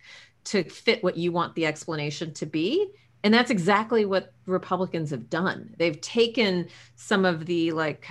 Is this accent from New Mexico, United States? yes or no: no; San Antonio, Texas, United States; moved away; my hometown, San Antonio, Texas